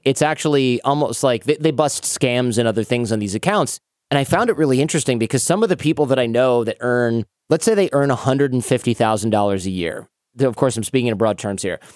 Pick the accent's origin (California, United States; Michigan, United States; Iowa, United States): Michigan, United States; Detroit; moved away; growing up in Detroit, I didn't know anybody who owned a business